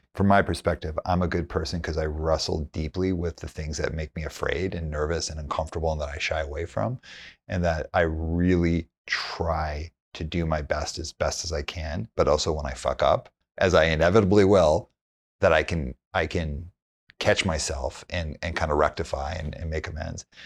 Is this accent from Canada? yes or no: yes; Calgary, Alberta, Canada; I grew up in Calgary